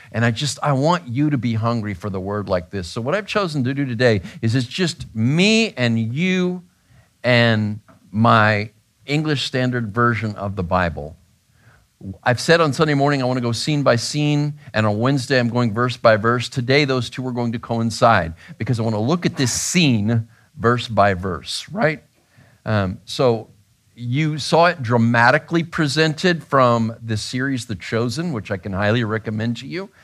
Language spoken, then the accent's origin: English; Grand Canyon, Arizona, United States; I was born in Grand Canyon, Arizona